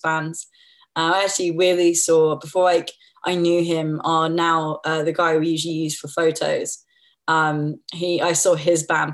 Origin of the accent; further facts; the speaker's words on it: West Byfleet, South East England, United Kingdom; I was born in West Byfleet and raised there, basically.